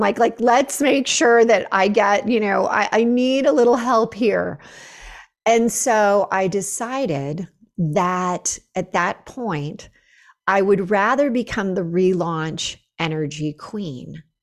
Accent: Northern California, United States; moved away as an adult; now in Boulder, United States; Northern California where I had lived forever

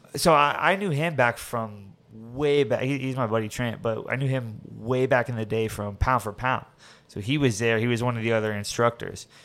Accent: Orlando, Florida, United States; we grew up over there in Avalon, Timber Creek

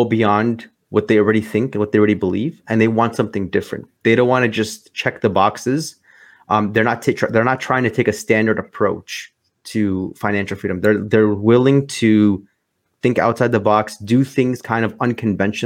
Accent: Chicago, Illinois, United States; I'm from Chicago, Illinois, born and raised here, lived here my whole life

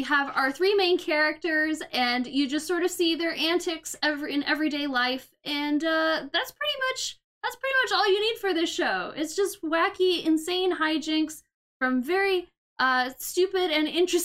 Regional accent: United States; moved away; I'm from the States.

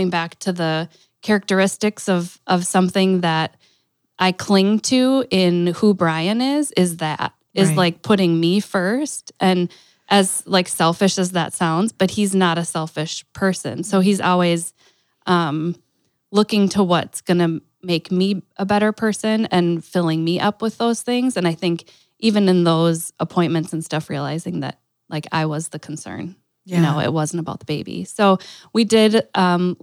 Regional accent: Green Bay, Wisconsin, United States; also born or lived in Stevens Point, Wisconsin; we moved from Stevens Point to Green Bay

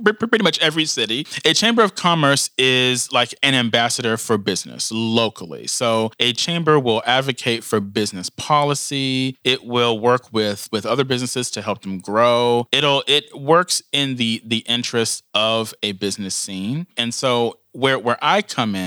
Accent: Louisville, Kentucky, United States; I was born and raised in Louisville, Kentucky. I've lived here my entire life

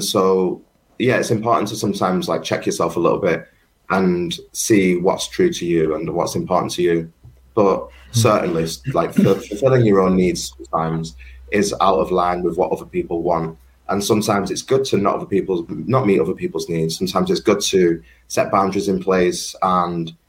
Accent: Manchester, North West England, United Kingdom; growing up in Colliers, Manchester

